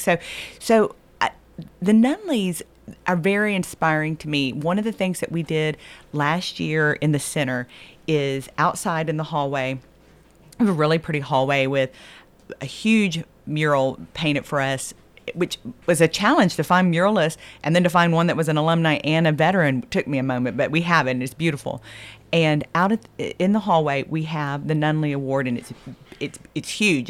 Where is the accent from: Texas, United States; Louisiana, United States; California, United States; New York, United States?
Texas, United States; moved away; I'm a Texan